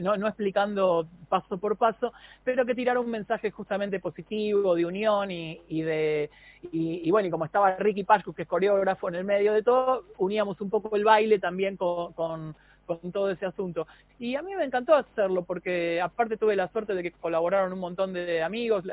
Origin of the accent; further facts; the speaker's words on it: Argentina; los argentinos